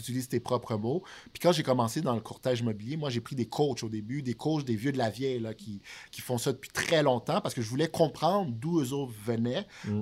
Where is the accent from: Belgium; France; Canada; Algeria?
Canada; Montreal, Quebec; also born or lived in Haiti; À la base, j'ai grandi à Villeray. Euh, qui est plus au centre de Montréal